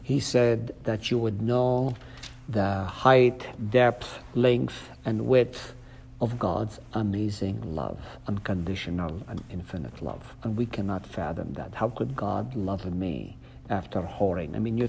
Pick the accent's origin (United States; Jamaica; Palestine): Palestine; first language Arabic; English is a second language; I'm fluent. My mother tongue is Arabic.